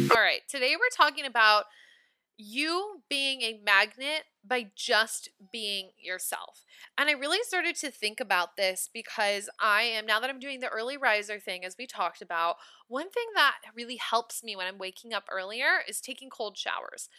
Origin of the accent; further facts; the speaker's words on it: Nebraska, United States; I'm from Nebraska